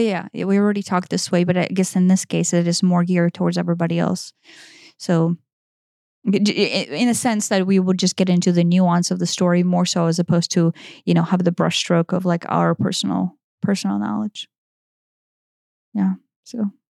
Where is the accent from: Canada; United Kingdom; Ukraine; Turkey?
Ukraine; moved away; based on my upbringing and how I was raised in Eastern Europe